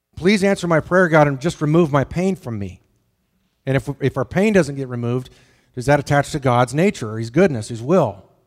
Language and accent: English; the Tetons, Wyoming, United States; moved away; I grew up in the Tetons.